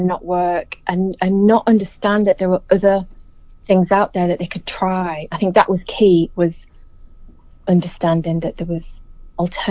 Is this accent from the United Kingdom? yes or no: yes; England, United Kingdom; moved away as an adult; now in New Zealand; growing up in England. I've been in New Zealand since 2007